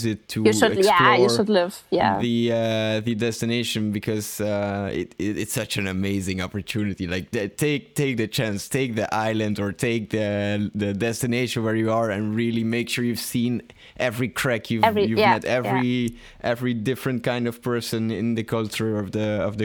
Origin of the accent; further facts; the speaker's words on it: Belgium; I don't really feel such a strong connection with Belgium. Of course, I'm happy living here